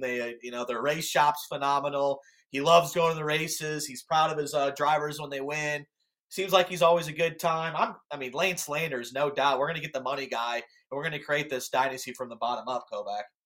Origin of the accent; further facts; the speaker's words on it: Illinois, United States; my home state